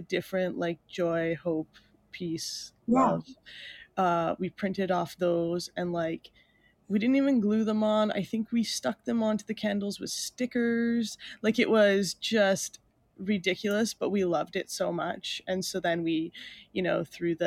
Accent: Mooretown, Ontario, Canada; I grew up in a very small town south of Sarnia. It's called Moortown

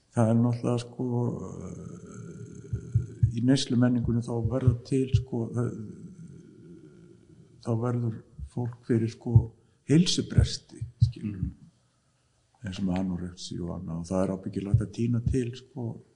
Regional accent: Iceland; við erum alin upp á Ísland

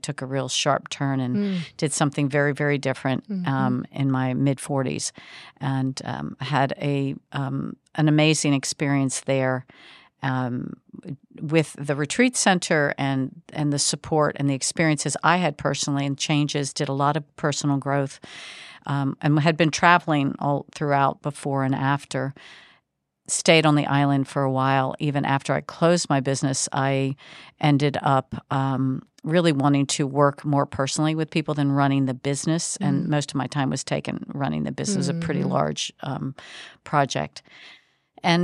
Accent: Baltimore, Maryland, United States; I am originally, and that's been quite some time ago, born and raised in the Baltimore area of the Mid-Atlantic

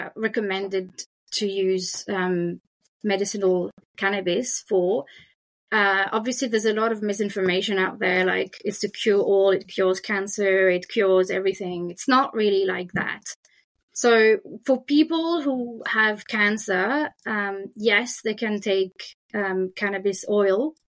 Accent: France; accent: French; English is a second language; now in Australia; you can hear my French accent

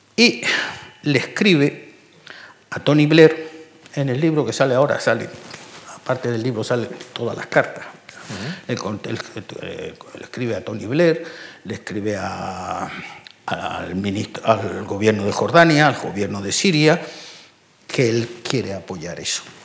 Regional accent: Canary Islands, Spain; moved away; also born or lived in Sahara Desert; yo soy canario. Y en Canarios nos criamos con gofio

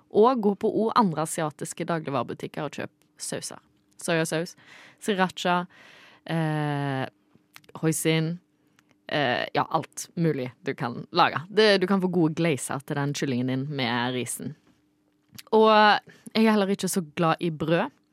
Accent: Norway; meg som nordmann

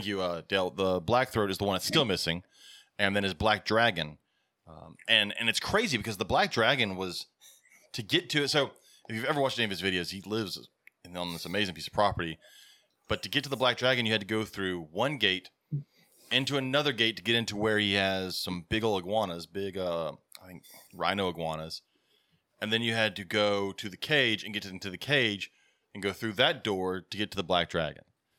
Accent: Ontario, Canada; I'm from Ontario, Canada, and the black dragon

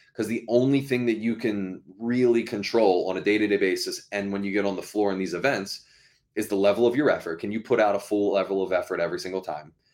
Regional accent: Baltimore, Maryland, United States; moved away as an adult; now in Massachusetts, United States; I grew up, um, in Maryland, so in Baltimore, Maryland.

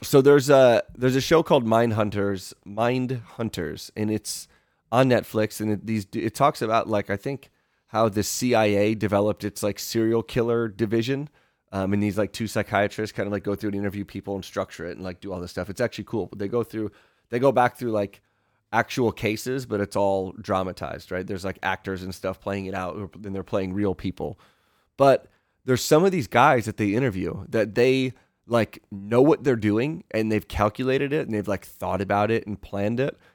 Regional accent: Michigan, United States; when I was growing up on Fourth of July, 'cause you could have, like, the shitty fireworks in Michigan

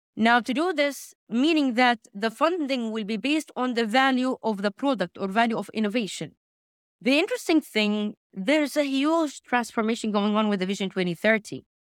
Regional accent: Makkah Province, Saudi Arabia; I'm originally from Saudi Arabia, from the region of Mecca

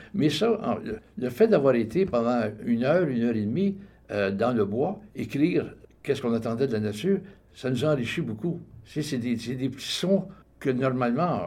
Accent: Montreal, Quebec, Canada; now in Toronto, Canada; Je suis né dans la magnifique ville de Montréal où est-ce que j'ai vécu jusqu'en 1969 où là, je me suis égaré à Toronto pour une période de 30 ans et pour la suite retourné dans ma ville natale

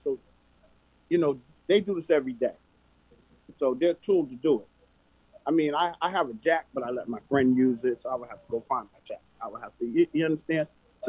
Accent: United States; I grew up on Edgewood Avenue.

